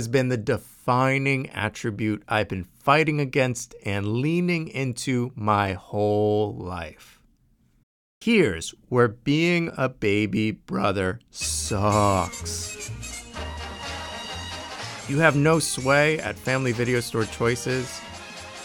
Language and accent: English; Maryland, United States; I'm from Maryland.